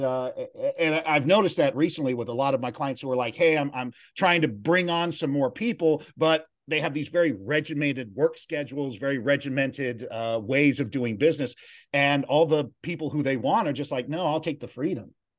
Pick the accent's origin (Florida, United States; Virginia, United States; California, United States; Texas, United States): California, United States; San Bernardino; also born or lived in Los Angeles, California; now in Glendale, United States; I grew up in San Bernardino, California